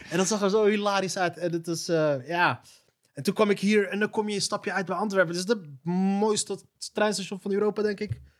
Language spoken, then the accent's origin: Dutch; Randstad, Netherlands; ik kom uit de Randstad en daar heb je dus, omdat het daar super druk is, heb zelf spliksplinter nieuwe treinen staan